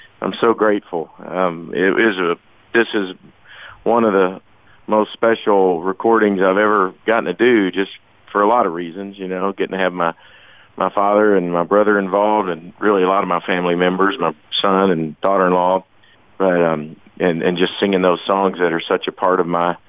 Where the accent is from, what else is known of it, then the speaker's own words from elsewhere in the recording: Kentucky, United States; first sounds I remember as a little boy growing up in Kentucky